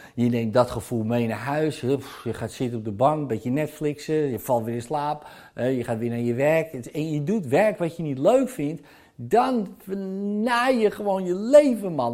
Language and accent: Dutch; Zaanstreek, North Holland, Netherlands; bij ons in de Zaanstreek